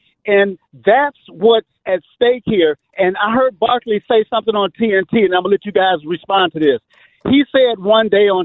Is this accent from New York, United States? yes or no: no; Chicago, Illinois, United States; now in Texas, United States; I'm from Chicago, born and raised